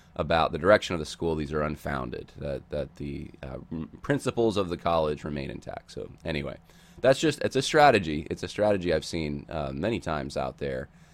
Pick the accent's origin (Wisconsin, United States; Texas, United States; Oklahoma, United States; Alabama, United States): Oklahoma, United States; my home state of Oklahoma